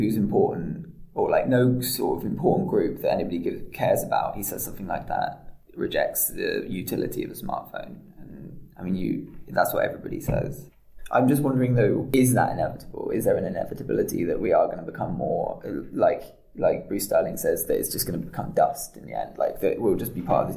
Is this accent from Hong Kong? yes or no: no; London, United Kingdom; now in Amsterdam, Netherlands; I come from London.